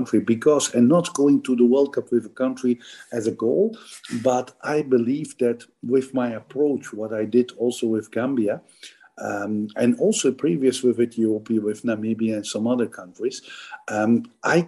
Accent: Flanders, Belgium; first language Dutch (Flemish); English is a second language; moved away; My mother language is Dutch, same like in Holland, so Flemish.

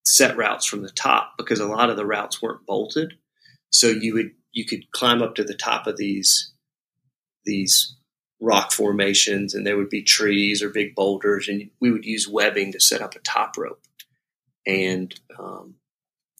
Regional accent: Huntsville, Alabama, United States; now in Lexington, United States; I grew up in Huntsville, Alabama, which is kind of at the foothills of the Appalachian Mountains

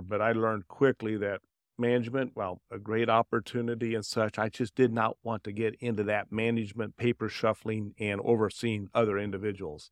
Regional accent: Indianapolis, Indiana, United States; also born or lived in Dayton, Ohio / Cincinnati, Ohio; I was born in Dayton, Ohio, and we moved here when I was young, uh, from Cincinnati and into Indianapolis area

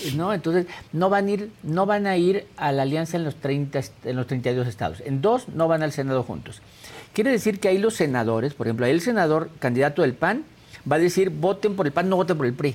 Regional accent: Mexico; como mexicano

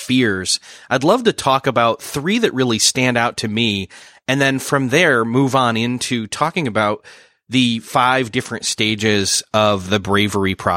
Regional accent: Rochester, New York, United States; moved away; My hometown is Rochester, New York, the home of Kodak

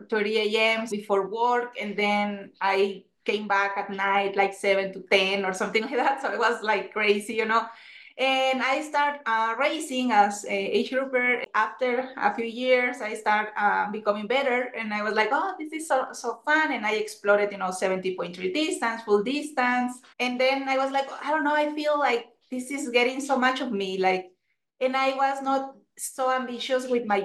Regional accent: Mexico; English is a second language; moved away as an adult; also born or lived in Puebla, Mexico; now in Boulder, United States; I am originally from Mexico. Right now I'm in Boulder, Colorado

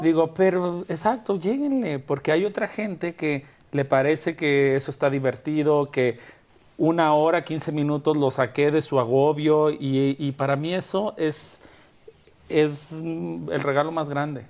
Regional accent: Guadalajara, Jalisco, Mexico; born or raised there; moved away as an adult; also born or lived in Culiacán / Mexico City; now in Madrid, Spain

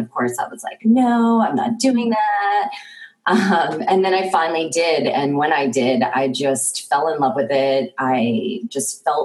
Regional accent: New York, United States; moved away; I'm actually originally from New York, and I actually grew up as an artist

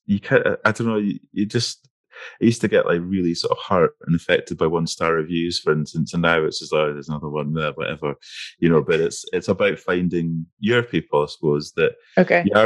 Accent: between Dundee and Aberdeen, Scotland, United Kingdom; accent: Scottish; if you look at like Dundee and Aberdeen, which is a bit, I grew up between them

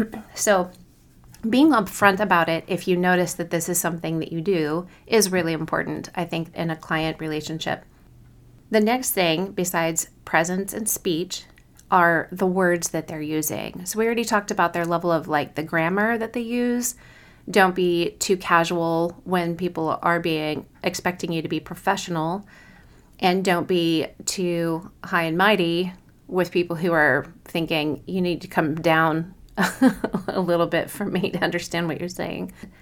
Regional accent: Kansas City, Missouri, United States; I was from Kansas City and had basically no accent in contrast to other parts of other regions of the country.

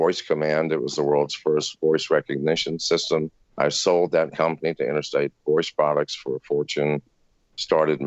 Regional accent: Virginia, United States; also born or lived in England; I was raised in Virginia, a lovely, lovely part of America.

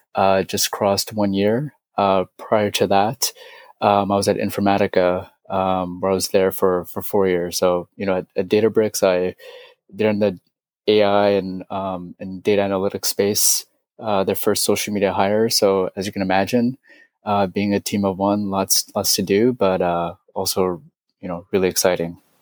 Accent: San Francisco, California, United States; I'm from San Francisco.

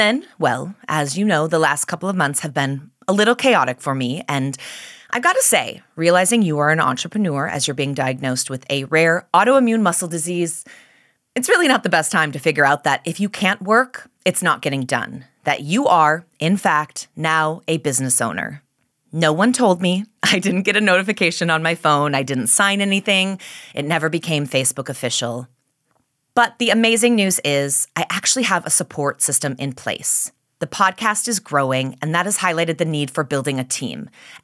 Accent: Minnesota, United States; being from Minnesota, but always worrying about sounding like I'm from Canada

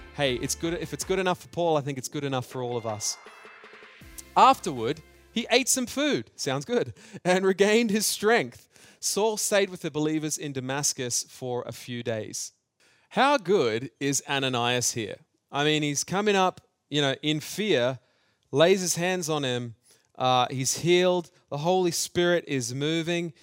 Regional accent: Australia; I grew up in Australia

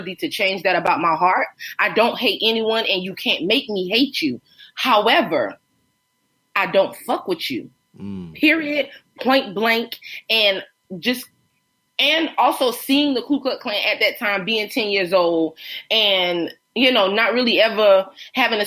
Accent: Myrtle Beach, South Carolina, United States; growing up in Myrtle Beach

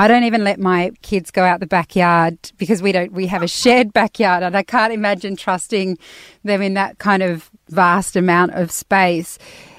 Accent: Australia; even as an Australian.

